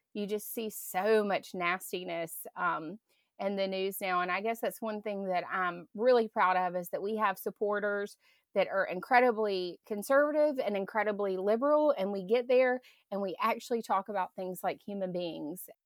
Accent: Grand Bay, Alabama, United States; moved away as an adult; also born or lived in California; I grew up in Green Bay

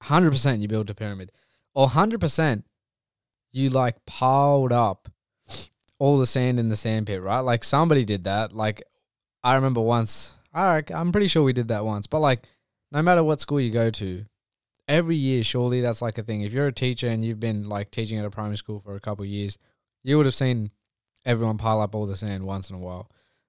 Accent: India; surely he knows I'm Indian.

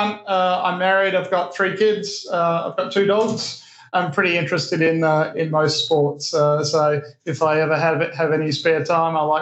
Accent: Perth, Western Australia, Australia; moved away as an adult; I grew up in Australia, grew up in Western Australia in Perth.

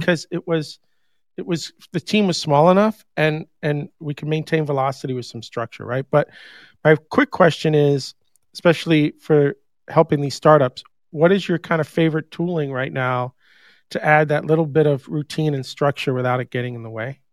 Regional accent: New York, United States; moved away; also born or lived in Huntsville, Alabama; I grew up in New York

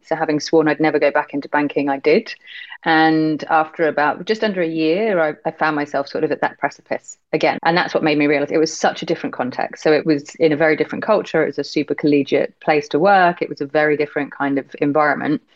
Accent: United Kingdom; accent: British; now in Hong Kong; as you can probably tell from my accent, I'm British. So I was brought up in very much a kind of always stiff upper lip

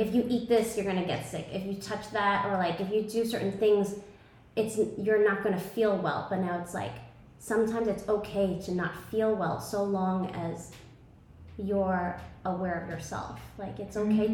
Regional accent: New York City, New York, United States; moved away as an adult; now in Tulum, Mexico; I grew up, I was born and raised in Brooklyn, New York, and I thought I would be there forever

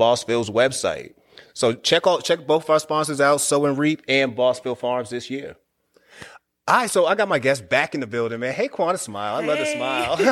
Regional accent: Boston, Massachusetts, United States; I grew up around nothing but Haitians in Boston

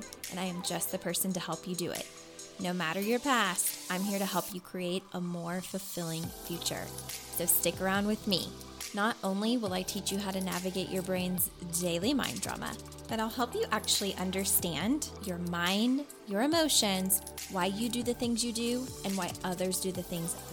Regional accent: Kentucky, United States; moved away as an adult; now in Las Vegas, United States; I grew up, was born and raised in Kentucky, lived there my entire life up until last year

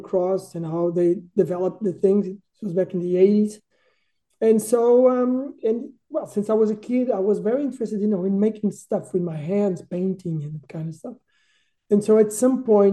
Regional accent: Portugal; born or raised there; also born or lived in Düsseldorf, Germany

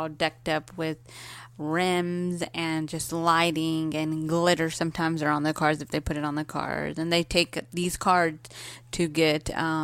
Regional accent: Ballinger, Texas, United States; I am from a little small town called Ballinger

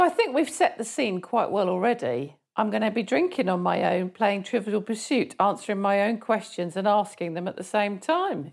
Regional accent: Surrey, South East England, United Kingdom; I'm naturally from Surrey

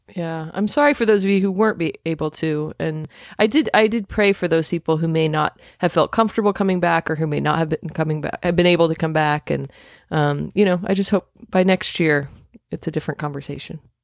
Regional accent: Indiana, United States; I'm from Indiana

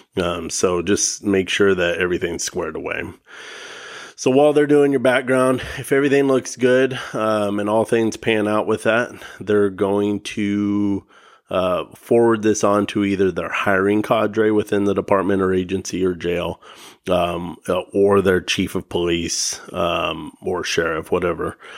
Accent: the Northwest, Washington, United States; I'm from the Northwest here in Washington

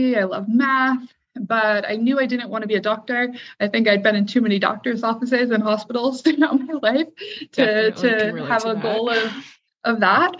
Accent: Troy, Michigan, United States; also born or lived in Detroit, Michigan; I spent most of my time during my childhood in Troy, Michigan.

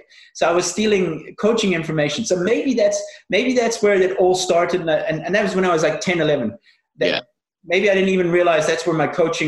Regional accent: South Africa; also born or lived in Northern Ireland; I was born in Northern Ireland, and at the age of six, we moved to South Africa.

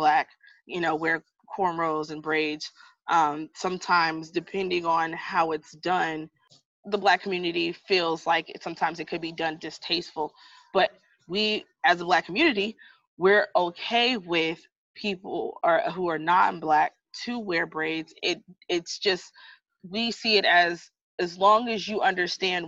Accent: United States; I'm American

